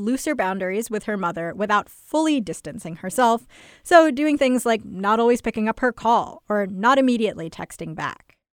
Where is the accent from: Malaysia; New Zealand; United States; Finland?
United States; my sister and I were raised in America